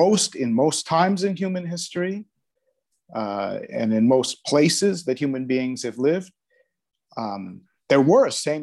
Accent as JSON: {"language": "English", "country": "United States", "moved": "yes", "lives_now": "Netherlands", "said": "Okay, I'm from the United States originally, different parts of the States, but I moved to the Netherlands in 1993, so that's 28 years ago now."}